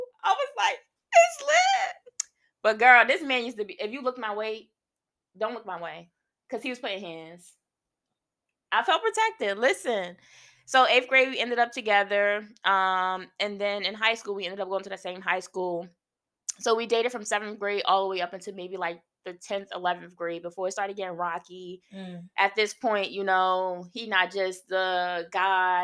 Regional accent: Newark, New Jersey, United States; I'm from Newark

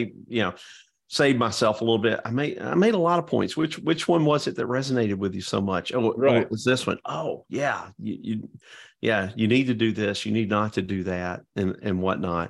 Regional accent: Georgia, United States; now in Florida, United States; growing up in Georgia.

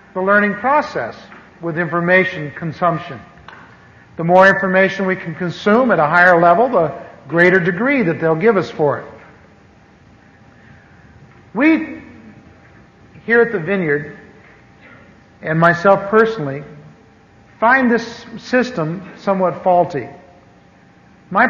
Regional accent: Anaheim, California, United States; also born or lived in Missouri; I grew up here in Anaheim. I moved here from the Midwest in 1946, and lived over near what is now Disneyland.

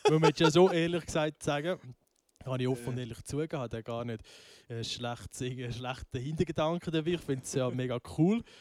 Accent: Einsiedeln, Schwyz, Switzerland; Ich bin 21 und komme von Einsiedeln.

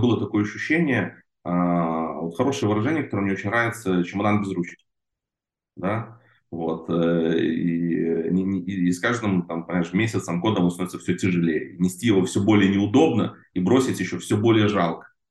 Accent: Belarus; moved away as an adult; now in Israel; я же с Беларуси сам родом, вот, в те годы я жил в Беларуси

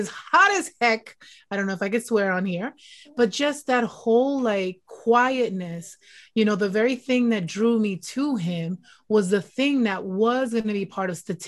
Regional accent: New Jersey, United States; now in US South; I'm Latina from New Jersey

